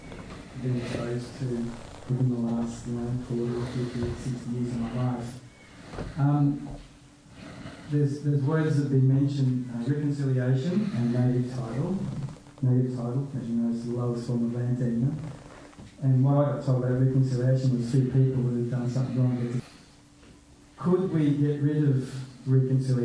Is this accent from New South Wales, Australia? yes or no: no; Melbourne, Victoria, Australia; I come from Bayside, Melbourne, but I'm the son of Sicilian immigrants